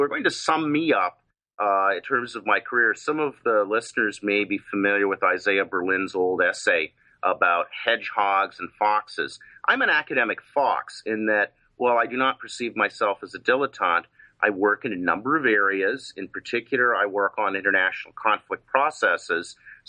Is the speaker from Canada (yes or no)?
yes; Canada; now in Los Angeles, United States; And parenthetically, I am Canadian and have a sustained interest in that, even though I'm now an expat.